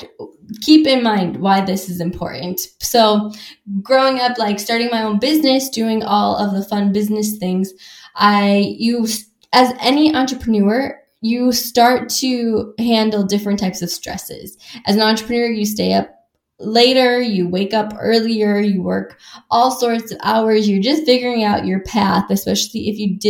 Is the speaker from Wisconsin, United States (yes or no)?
yes; Wisconsin, United States; I grew up in Wisconsin